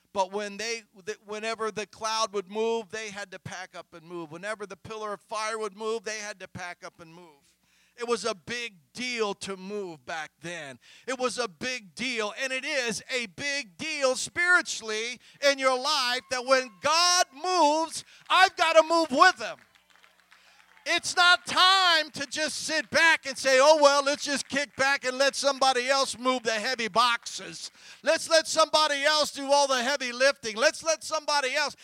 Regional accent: Columbus, United States; moved away as an adult; also born or lived in Minnesota / Georgia; We had a family when I grew up back home in Columbus.

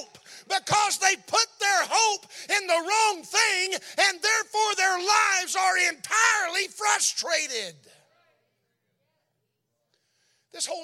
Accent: Texas, United States; moved away as an adult; now in Berlin, Germany

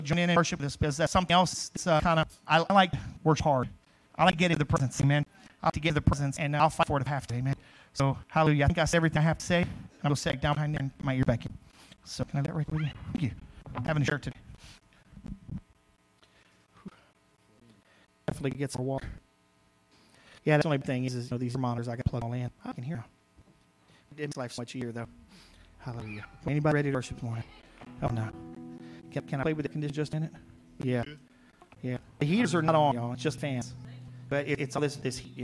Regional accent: Crowley, United States; moved away; I grew up in Crowley, which is, West Fields

